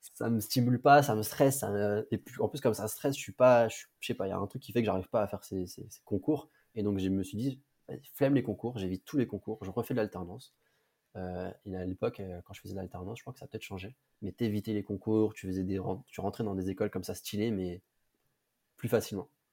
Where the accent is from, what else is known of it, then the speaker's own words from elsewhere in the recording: Villebarou, Centre-Val de Loire, France; moved away as an adult; now in Paris, France; moi je suis de région centre, en province, une petite ville qui s'appelle Blois. Et, euh, même pas de Blois, en vrai, j'étais dans un petit village à côté qui s'appelle Villebarou.